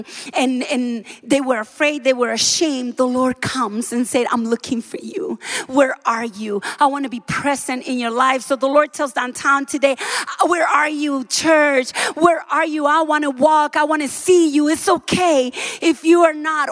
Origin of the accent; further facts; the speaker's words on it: Dominican Republic; moved away; I am from the Dominican Republic. I am from a Caribbean island.